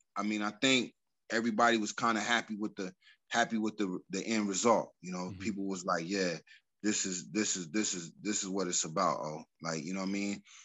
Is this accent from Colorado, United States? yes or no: yes; Colorado Springs, Colorado, United States; a club that I grew up in Colorado Springs called the Jazz Affair